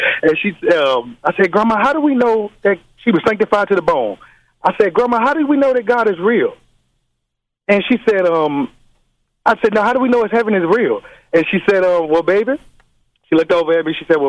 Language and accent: English; Chicago, Illinois, United States; now in Los Angeles, United States; All the way from Los Angeles. I'm originally from Chicago.